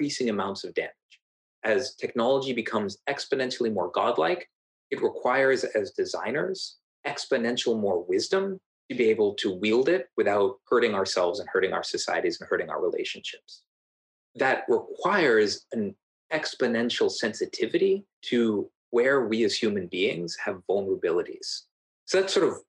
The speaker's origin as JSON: {"language": "English", "area": "Silicon Valley", "region": "California", "country": "United States", "tie": "born or raised there", "said": "Growing up in Silicon Valley, growing up with my father"}